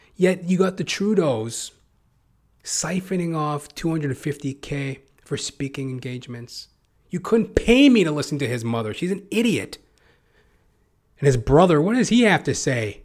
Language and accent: English; Canada; I'm Canadian